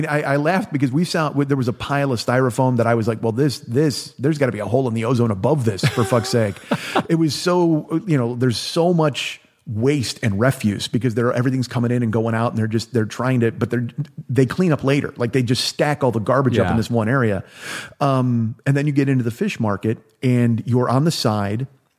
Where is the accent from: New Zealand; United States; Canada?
New Zealand; You know, I'm from New Zealand. We've got fish there.